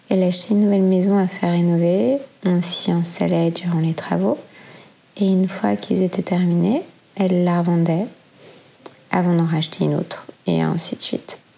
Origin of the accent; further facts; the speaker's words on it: Brussels, Brussels-Capital Region, Belgium; born there; j'ai 32 ans et je suis née à Bruxelles.